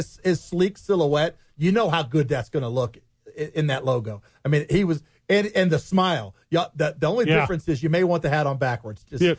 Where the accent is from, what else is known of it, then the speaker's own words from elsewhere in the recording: Ohio, United States; born there; I was a baseball guy fan-wise because I was born in Ohio. And I was there in the 70s when the Big Red Machine.